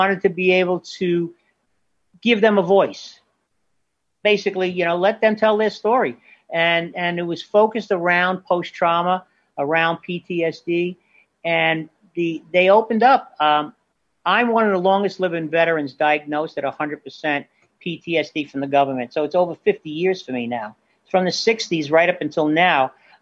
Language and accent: English; Bay Shore, New York, United States; my hometown of Bay Shore